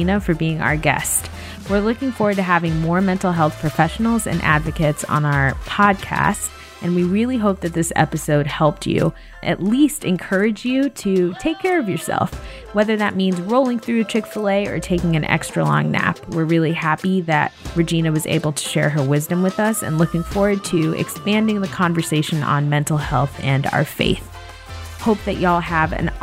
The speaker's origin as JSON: {"language": "English", "region": "Florida", "country": "United States", "tie": "born or raised there", "moved": "as an adult", "said": "I moved back to Florida. So I live with my mom now, and I'm just really excited and hopeful to spend more time in my hometown."}